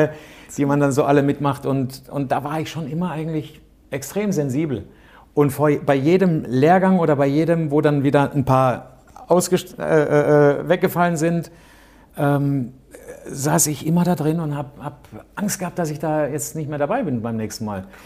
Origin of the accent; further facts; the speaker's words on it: Karlsruhe, Baden-Württemberg, Germany; ich bin in Karlsruhe aufgewachsen